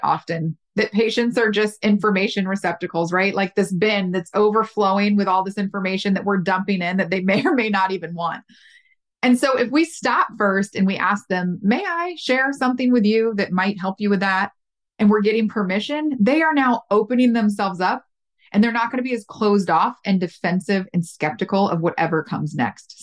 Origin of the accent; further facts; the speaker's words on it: the South, United States; I'm from the South